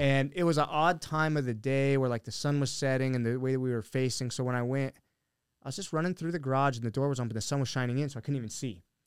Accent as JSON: {"language": "English", "town": "Billings", "region": "Montana", "country": "United States", "tie": "born or raised there", "also_born_or_lived": "Helena, Montana", "moved": "yes", "lives_now": "Arizona, United States", "said": "I grew up in Billings, which is like the, the biggest city there"}